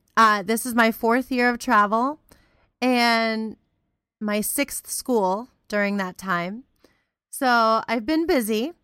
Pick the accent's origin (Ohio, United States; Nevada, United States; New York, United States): Ohio, United States; Cleveland; now in Central Ohio, United States; I was originally from the Cleveland area